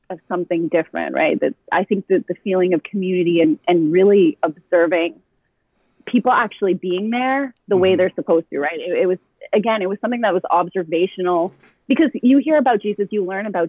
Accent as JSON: {"language": "English", "town": "Ottawa", "region": "Ontario", "country": "Canada", "tie": "born or raised there", "also_born_or_lived": "Orleans, Ottawa", "said": "my community that I grew up with in the South"}